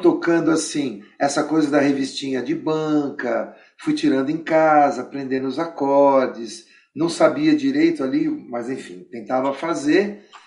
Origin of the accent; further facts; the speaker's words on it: São Bernardo do Campo, São Paulo, Brazil; Eu nasci em São Paulo, mas fui criado em São Bernardo